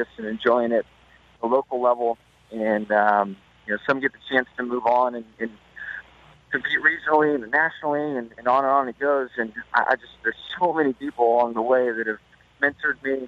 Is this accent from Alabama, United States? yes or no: no; Southern California, United States; growing up in Southern California, all my heroes were motocross and off-road